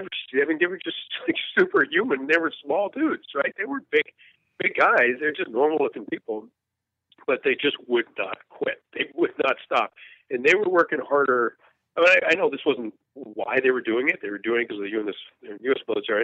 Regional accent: United States; I grew up here in Vietnam when the military's reputation was pretty complicated in this country.

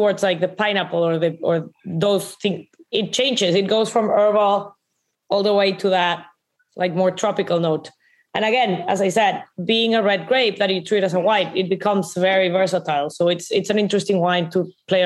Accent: Monterrey, Nuevo León, Mexico; I'm from Monterrey, right? Monterrey is very, very

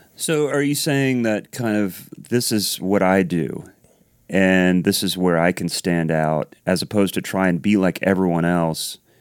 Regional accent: Columbus, Ohio, United States; moved away as an adult; I grew up in Columbus, Ohio, so I'm, I'm a Midwest guy

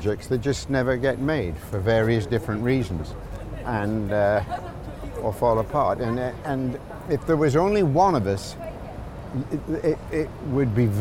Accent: the Northeast, North East England, United Kingdom; now in Los Angeles, United States; I'm from the Northeast

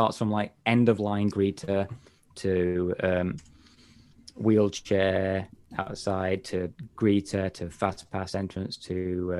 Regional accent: England, United Kingdom; I'm from like Northern England, well, a bit more North Midlands area. So my accent's not as stereotypical again

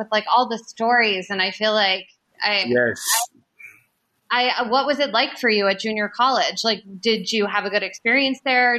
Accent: New Jersey, United States; growing up in Jersey, because I grew up a Giants fan.

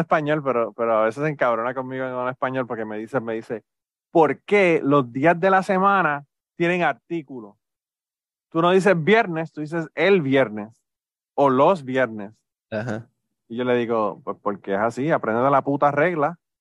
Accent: Puerto Rico; moved away; nosotros venimos de Puerto Rico

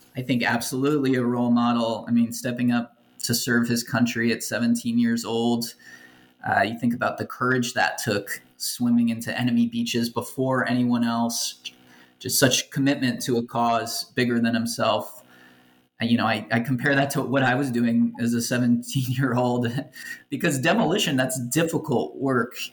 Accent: Los Angeles, California, United States; manufactured in in Los Angeles, you know, my hometown.

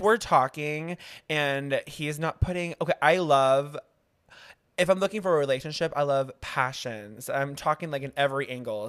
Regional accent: Kansas City, United States; moved away; I'm actually from the Midwest. I'm from Kansas City

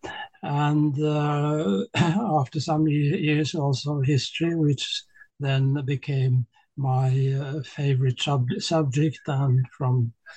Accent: Oslo, Norway; also born or lived in Tromsø, Norway / New York, United States / St. Petersburg, Russia; I grew up in Oslo, I went to school in Oslo

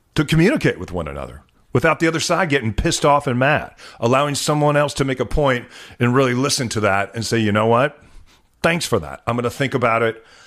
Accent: New Mexico, United States; also born or lived in Chicago, Illinois; now in Seattle, United States; when we were growing up in New Mexico

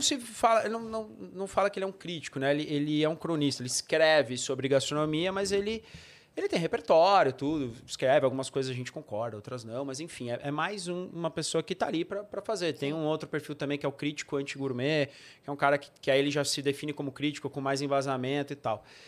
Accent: São Bernardo do Campo, São Paulo, Brazil; also born or lived in São Caetano do Sul; eu sou de São, minha família é toda de São Bernardo, mas eu morei um tempo em São Caetano

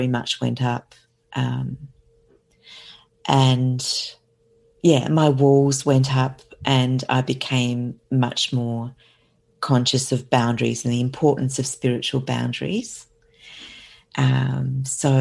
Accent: South Australia, Australia; I'm from South Australia

